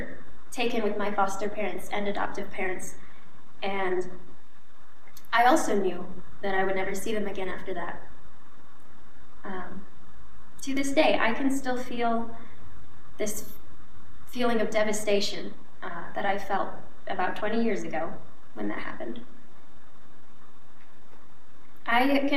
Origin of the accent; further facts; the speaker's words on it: Wisconsin, United States; moved away as an adult; also born or lived in Bangkok, Thailand; now in Ohio, United States; My adoptive family lives in Wisconsin, and I lived there for about 17 years